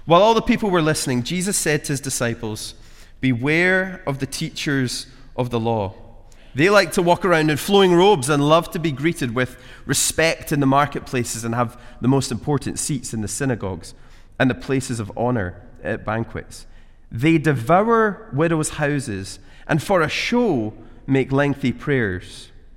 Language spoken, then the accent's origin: English; Glasgow, Scotland, United Kingdom; moved away as an adult; now in Edinburgh, United Kingdom; I'm from Glasgow